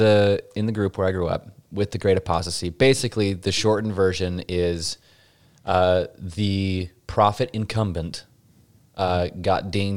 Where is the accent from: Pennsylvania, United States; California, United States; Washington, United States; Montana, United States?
Montana, United States; Pinesdale; But in the AUB, like where I grew up in Pinesdale, Montana, there has been this split.